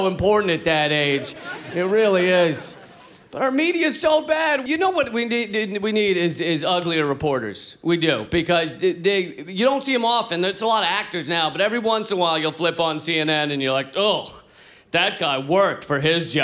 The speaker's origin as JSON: {"language": "English", "country": "United States", "said": "I'm from the United States"}